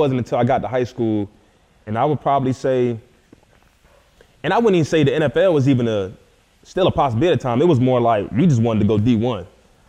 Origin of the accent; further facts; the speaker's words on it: Philadelphia, Pennsylvania, United States; Obviously growing up in Philly, it was an awesome experience, man, because it's so different because, I mean, you're talking about the North and the South, even just how people talk, dress, and just how the environment is.